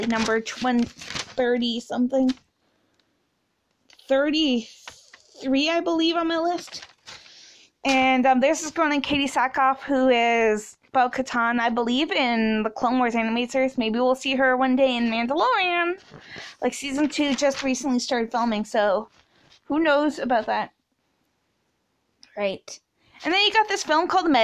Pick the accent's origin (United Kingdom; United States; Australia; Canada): Canada; I'm a Canadian